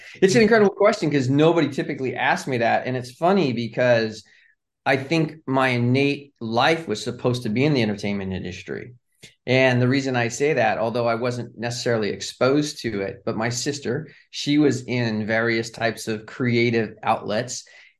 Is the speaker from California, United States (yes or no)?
yes; California, United States; moved away as an adult; now in Charlotte, United States; I'm originally from Southern California, but I live in Charlotte today.